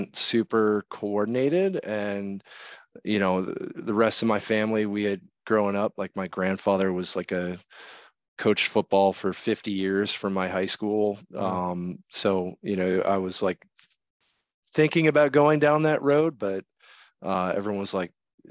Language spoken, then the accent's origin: English; Buffalo, New York, United States; growing up in Buffalo, New York, getting ready to start high school